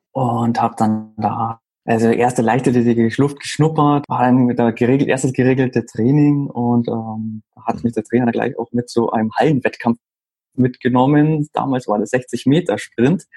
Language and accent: German; Garmisch-Partenkirchen, Bavaria, Germany; now in Munich, Germany; wohnen äh, tue ich im Moment in München. Ähm, geboren bin ich in Garmisch-Partenkirchen